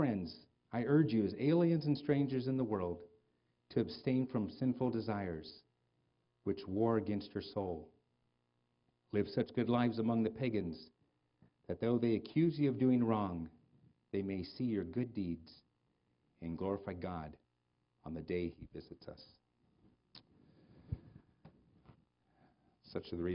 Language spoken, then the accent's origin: English; United States; I'm an American